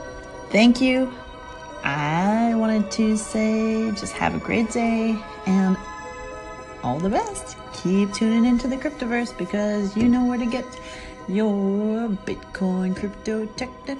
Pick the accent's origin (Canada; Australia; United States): Canada; As a Canadian who is currently in a below weather snowstorm